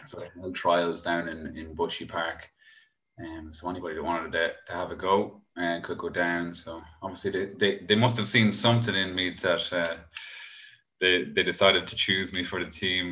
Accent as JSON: {"language": "English", "town": "Cavan", "region": "Ulster", "country": "Ireland", "also_born_or_lived": "Dublin", "said": "both of us actually moved back home um, to Cavan"}